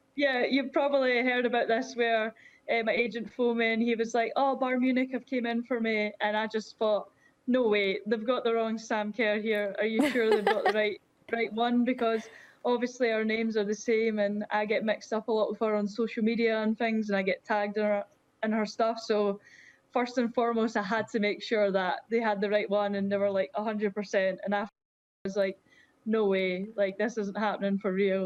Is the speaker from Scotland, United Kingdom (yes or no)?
yes; Scotland, United Kingdom; being Scottish